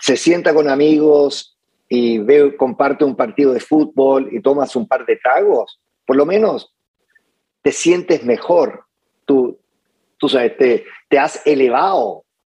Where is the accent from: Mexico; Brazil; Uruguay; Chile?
Chile; Santiago, Santiago Metropolitan Region; moved away; yo de niño um, fui criado por mi abuela um, en Santiago